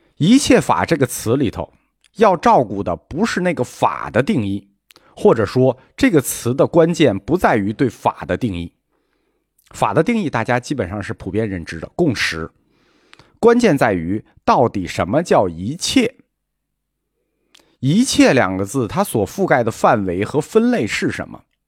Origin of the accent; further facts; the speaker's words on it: China; 我们中国人